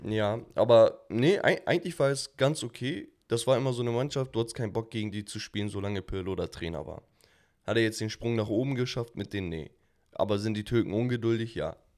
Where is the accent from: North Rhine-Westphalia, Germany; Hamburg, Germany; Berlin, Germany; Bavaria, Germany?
Hamburg, Germany; als Hamburger